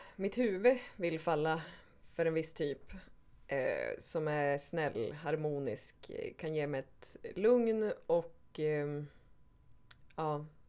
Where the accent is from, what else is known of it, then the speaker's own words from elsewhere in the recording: Skellefteå, Västerbotten County, Sweden; now in Stockholm, Sweden; Jag är 36, kommer från Skellefteå Bor i Stockholm idag.